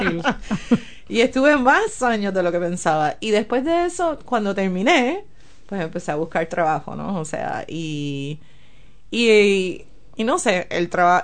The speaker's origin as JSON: {"language": "Spanish", "town": "San Juan", "country": "Puerto Rico", "tie": "born or raised there", "also_born_or_lived": "United States", "moved": "as an adult", "lives_now": "Tauranga, New Zealand", "said": "yo soy de la capital, yo soy de San Juan. Este, nací, crecí"}